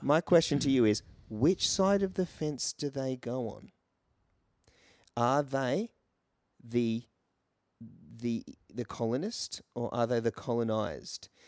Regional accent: Brisbane, Queensland, Australia; moved away as an adult; also born or lived in England; I grew up in Brisbane.

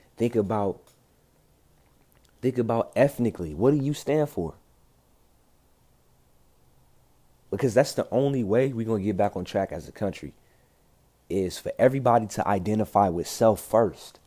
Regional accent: Compton, California, United States; I'm from Compton, bro. I'm from South Central Los Angeles

